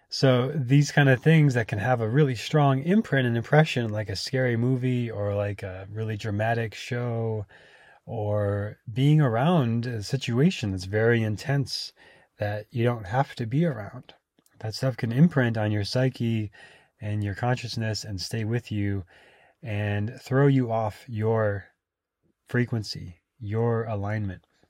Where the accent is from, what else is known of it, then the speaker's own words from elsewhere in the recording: Minnesota, United States; moved away as an adult; also born or lived in Austin, Texas; now in California, United States; growing up in Minnesota